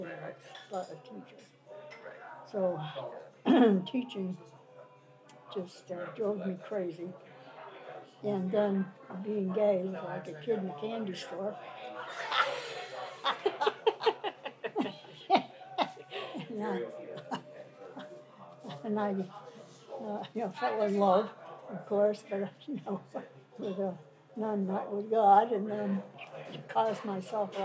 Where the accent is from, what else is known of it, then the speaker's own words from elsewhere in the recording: Russell, Massachusetts, United States; also born or lived in Colebrook, New Hampshire; I was born in Colebrook, New Hampshire, but raised in Russell